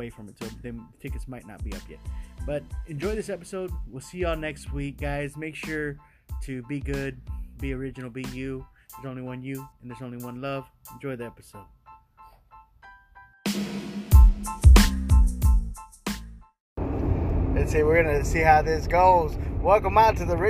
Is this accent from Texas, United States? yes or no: yes; Corpus Christi, Texas, United States; my hometown of Corpus